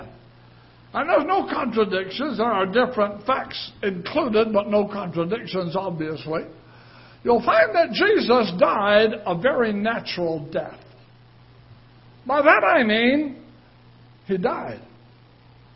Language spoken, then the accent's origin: English; United Kingdom; moved away; I'm British